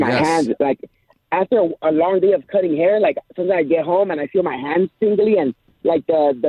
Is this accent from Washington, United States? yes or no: no; Compton, California, United States; I grew up in the city of Compton.